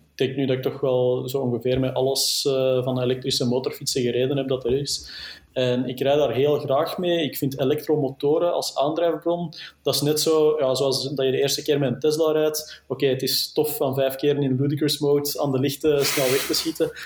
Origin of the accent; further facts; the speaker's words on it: Flanders, Belgium; als Belg, als Vlaming